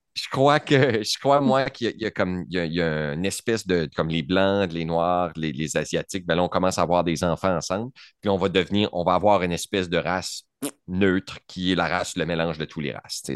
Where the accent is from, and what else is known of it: Canada